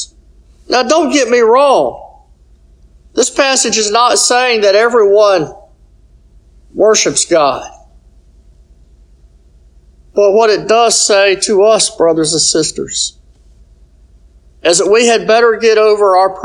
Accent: United States; as American citizens

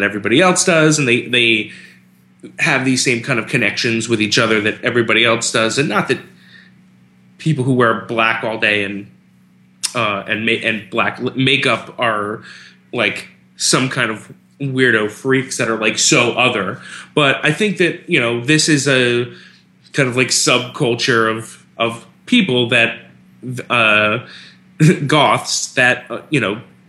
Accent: South Florida, United States; we grew up in South Florida

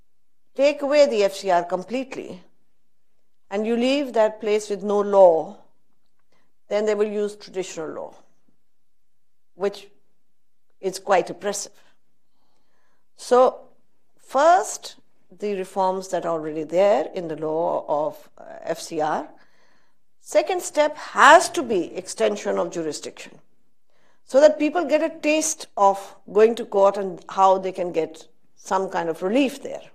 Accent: Pakistan; I am a Pakistani

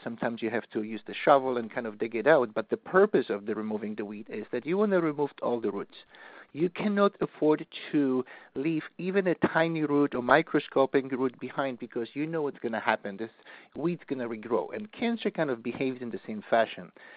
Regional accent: Poland; moved away; I'm from Poland

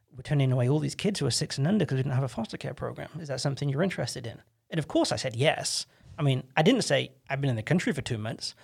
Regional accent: England, United Kingdom; moved away as an adult; now in United States; I'm this English kid

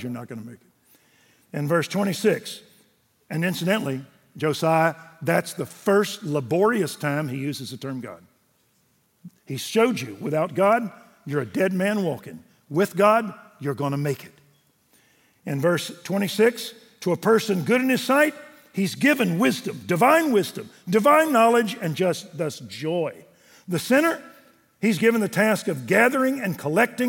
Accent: Waco, Texas, United States; I was raised Methodist in Waco.

